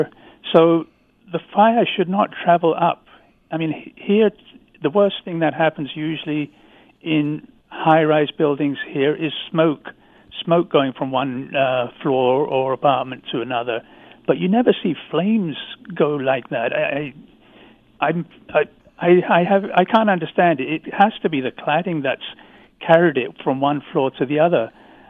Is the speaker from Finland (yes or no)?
no; London, United Kingdom; now in Canada; I grew up in London, not far, you know, 3 or 4 miles from that area.